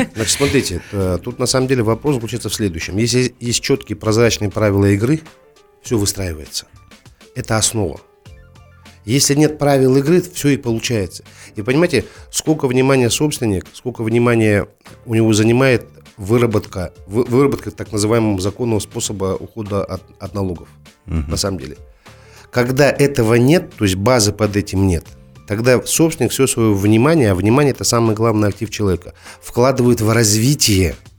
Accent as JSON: {"language": "Russian", "country": "Kazakhstan", "said": "Мы, как казахи"}